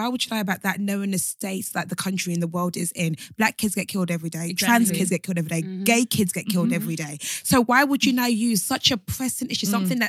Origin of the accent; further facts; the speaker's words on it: Nigeria; As a Nigerian, I'm sure one of them is somehow one of my uncles.